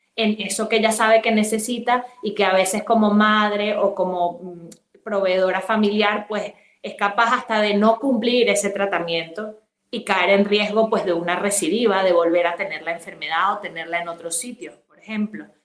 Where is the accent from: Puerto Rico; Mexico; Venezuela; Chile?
Venezuela; moved away as an adult; also born or lived in Madrid, Spain; now in Spain; estudié la carrera de medicina en Venezuela, que es mi país de origen y luego vine aquí a hacer la especialización